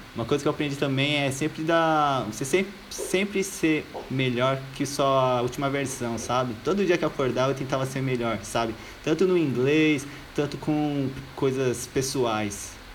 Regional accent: São Paulo, Brazil; also born or lived in Australia; eu sou de Jardim Miriam, é uma cidade do lado do Diadema

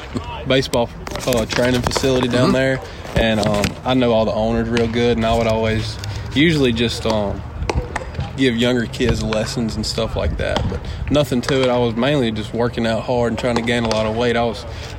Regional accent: Brookhaven, Mississippi, United States; From Brookhaven, Mississippi. It's about an hour south of Jackson.

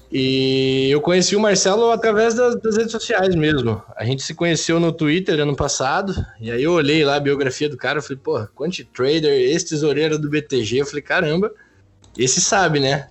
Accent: interior of Paraná, Brazil; Eu sou do, do, interior do Paraná

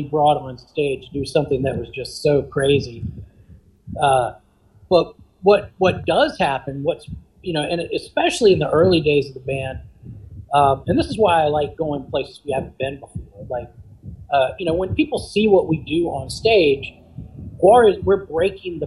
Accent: Richmond, Virginia, United States; we are from Richmond, Virginia

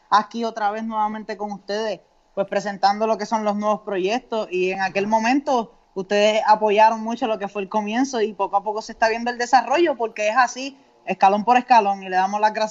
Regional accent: Carolina, Puerto Rico; Yo soy un joven soñador. Yo vengo desde Carolina, siempre con el sueño de ser cantante y cumplir mis metas.

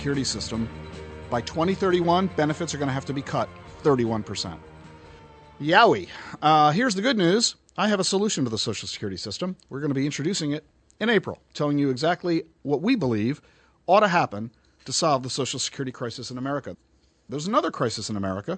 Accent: New Jersey, United States; moved away; I'm from South Jersey, not North Jersey

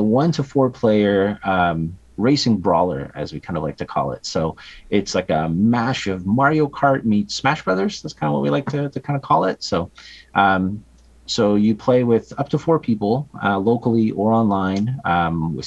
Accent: Canada

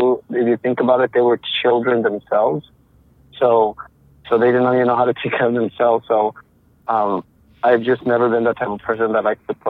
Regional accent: United States; I'm Mexican-American. I was born here in the United States, but since I was a kid, my parents, like, we would travel everywhere to work in the fields and stuff like that, agriculture.

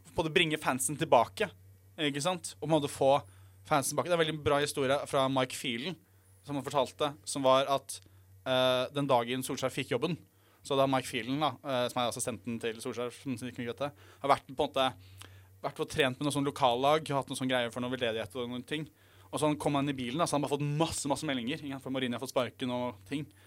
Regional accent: Norway; Jeg er jo norsk

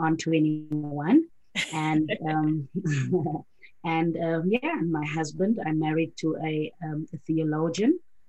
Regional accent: South Africa; I'm originally from South Africa.

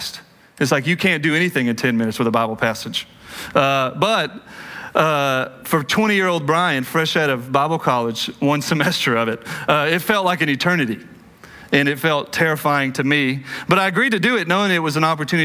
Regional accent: Cleburne, Texas, United States; born or raised there

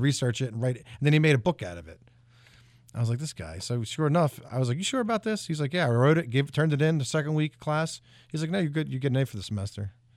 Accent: New Jersey, United States; now in Tennessee, United States; I grew up in South Jersey

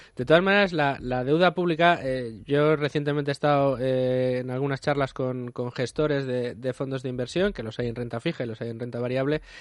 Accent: Extremadura, Spain; yo, que soy extremeño

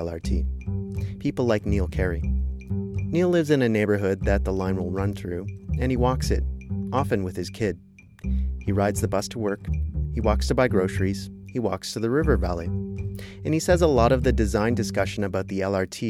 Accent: Kitchener, Ontario, Canada; now in Edmonton, Canada; I'm originally from Kitchener-Waterloo. My hometown just built a 19-stop

